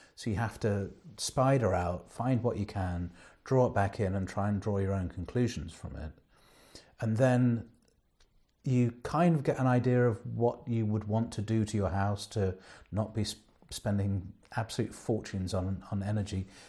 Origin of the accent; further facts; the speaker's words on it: England, United Kingdom; being English